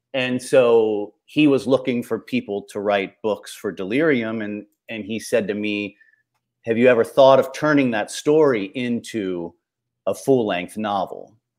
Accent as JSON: {"language": "English", "region": "Ohio", "country": "United States", "tie": "born or raised there", "said": "I grew up in Ohio"}